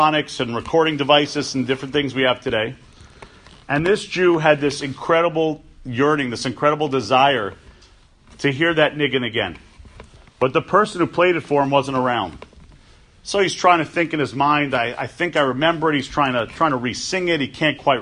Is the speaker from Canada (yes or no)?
no; New York City, New York, United States; I grew up on the Upper West Side of Manhattan.